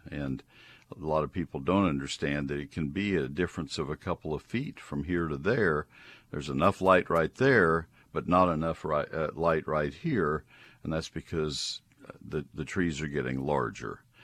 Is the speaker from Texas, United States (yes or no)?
yes; College Station, Texas, United States; also born or lived in Ohio / Dallas, Texas; I grew up in College Station